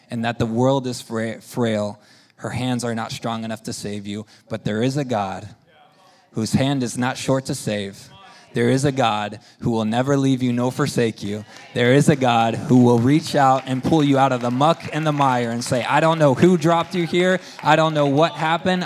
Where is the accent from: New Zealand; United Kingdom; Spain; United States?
Spain; moved away; we grew up in Spain